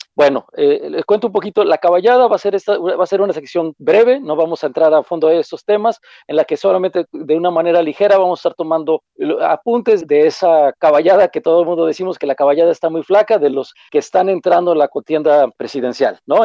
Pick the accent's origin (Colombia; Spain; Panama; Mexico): Mexico; nuestra forma de ser como mexicanos